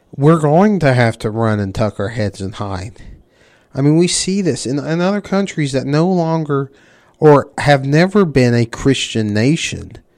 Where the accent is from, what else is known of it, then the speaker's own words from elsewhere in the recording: the South, United States; I grew up in the South.